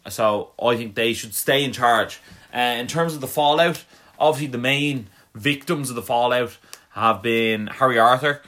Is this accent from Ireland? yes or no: yes; Ireland; we're from Ireland